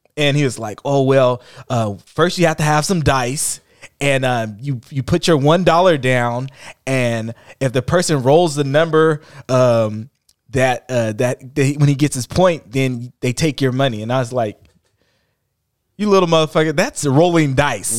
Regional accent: Oakland, California, United States; growing up in Oakland

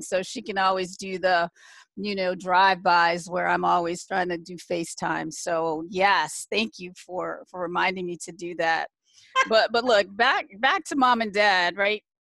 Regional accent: Michigan, United States; moved away as an adult; also born or lived in Canton, Ohio / Washington, D.C.; was born in Canton, Ohio, um, the home of the Football Hall of Fame for those who are football fans. Um, my dad got a job at General Motors, so he moved us to Michigan. So I was raised in Michigan

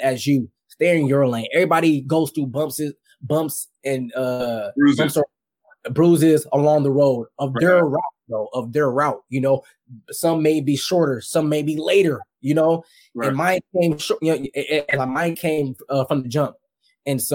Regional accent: Bay Area, California, United States; moved away as an adult; now in Los Angeles, United States; Growing up in the Bay Area, I was a 49ers fan growing up.

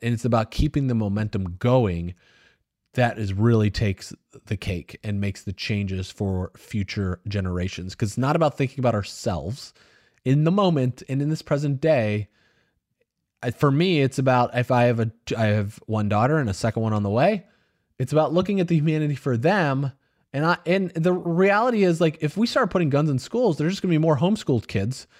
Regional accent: United States; I grew up in the United States

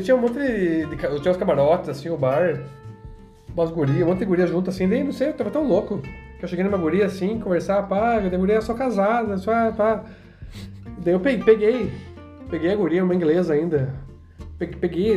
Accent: Brazil; eu sou brasileiro, eu tenho cidadania polonesa

